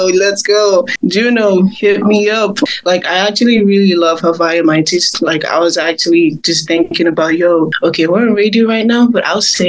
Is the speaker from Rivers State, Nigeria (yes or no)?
yes; Port Harcourt, Rivers State, Nigeria; Growing up in Africa, like, it was hard for me to, like, actually sing songs that I wanted to sing about